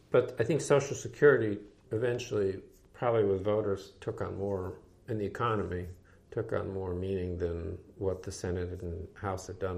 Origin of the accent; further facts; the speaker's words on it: New England, United States; and again, it was because I was from New England.